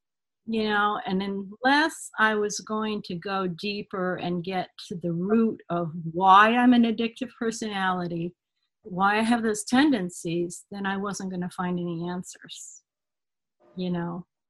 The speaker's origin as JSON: {"language": "English", "region": "Connecticut", "country": "United States", "tie": "born or raised there", "also_born_or_lived": "Martha's Vineyard / Adirondacks", "said": "I grew up in Connecticut, and I grew up in the Adirondacks, and I summered at my grandparents in Rhode Island on the shore in a little cottage."}